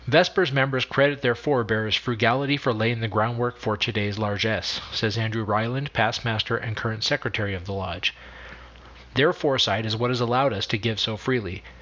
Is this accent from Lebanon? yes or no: yes; Lebanon; I'm from Lebanon.